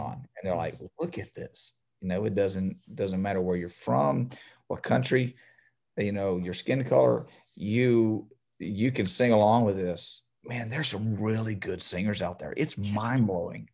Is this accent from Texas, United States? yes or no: yes; Beaumont, Texas, United States; I'm from here. I'm from Beaumont